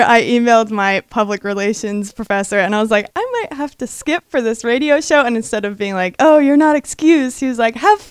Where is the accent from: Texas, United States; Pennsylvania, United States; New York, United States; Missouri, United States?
New York, United States; New York City; moved away as an adult; now in Nashville, United States; I'm from Manhattan. We moved up to a house when I was a kid